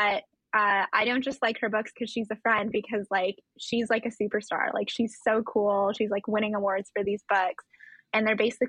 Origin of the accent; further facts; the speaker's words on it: just outside of Toronto, Ontario, Canada; I was born and raised just outside of Toronto